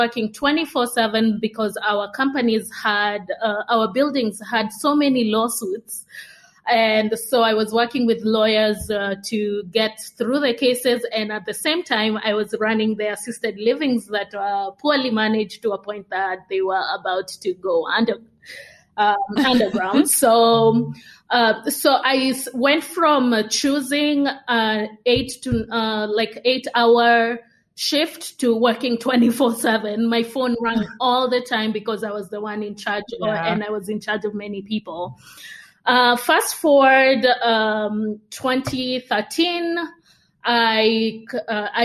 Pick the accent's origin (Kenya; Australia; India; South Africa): Kenya; moved away as an adult; also born or lived in Uganda / United States; I'm Kenyan. So I grew up in Kenya, so born and raised.